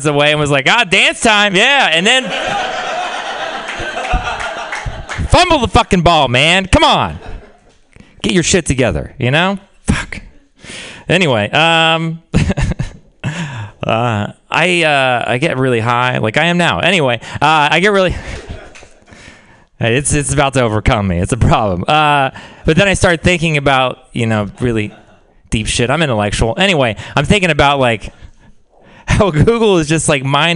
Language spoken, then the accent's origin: English; Texas, United States; moved away; I'm from Texas.